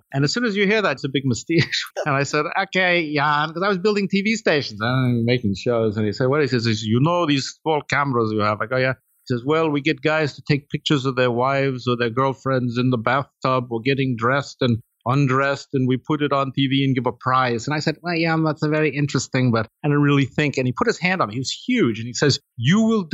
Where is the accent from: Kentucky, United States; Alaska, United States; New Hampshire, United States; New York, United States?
New York, United States; Long Island; I grew up in Long Island as a kid